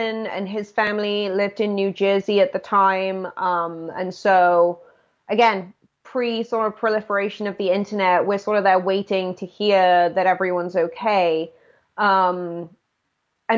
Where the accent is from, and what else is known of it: United Kingdom; born or raised there